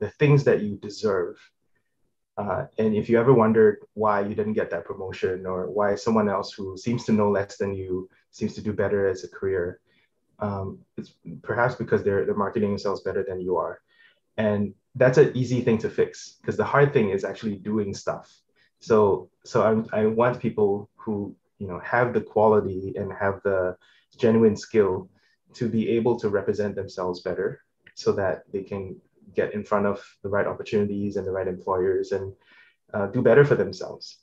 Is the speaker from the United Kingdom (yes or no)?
no; Singapore; moved away as an adult; now in United States; I'm originally from Singapore, um, and I moved to the states for college